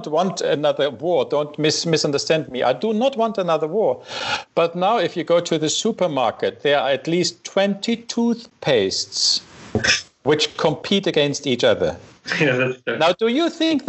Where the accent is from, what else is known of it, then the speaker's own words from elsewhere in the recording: Saxony, Germany; moved away; I came from Saxony, and you know the Dresden